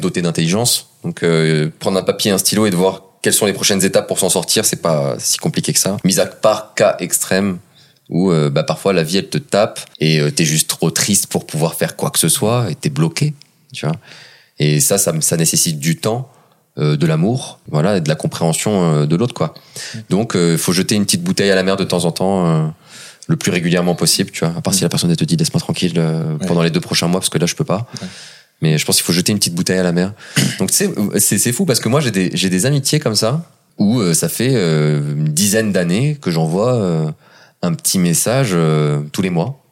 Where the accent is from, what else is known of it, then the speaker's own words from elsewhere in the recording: south of France, France; je viens du sud de la France